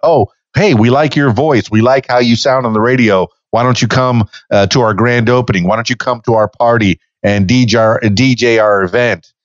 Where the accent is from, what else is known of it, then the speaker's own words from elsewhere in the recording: Miami, Florida, United States; I'm from Miami